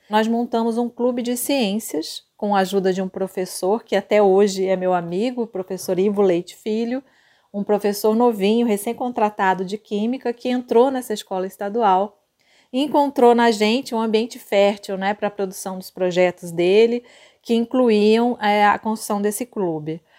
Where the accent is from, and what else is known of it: Campo Grande, Mato Grosso do Sul, Brazil